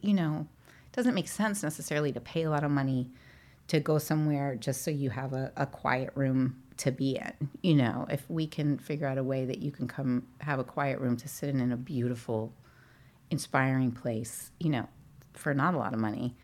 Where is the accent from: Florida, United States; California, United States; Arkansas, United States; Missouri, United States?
Missouri, United States; St. Louis; born or raised there; moved away; also born or lived in Northeast US / New York / New England